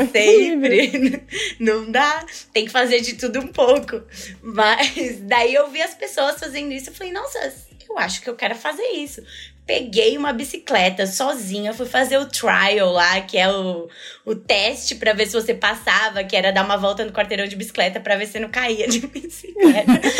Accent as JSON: {"language": "Portuguese", "region": "São Paulo", "country": "Brazil", "tie": "born or raised there", "said": "eu nasci em São Paulo, sempre morei em São Paulo, nunca saí dessa cidade louca aqui"}